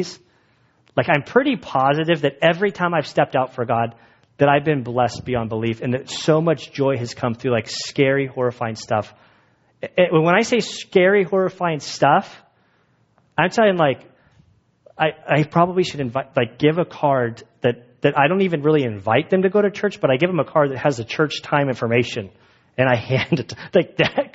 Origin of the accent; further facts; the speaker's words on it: United States; We're American Christians.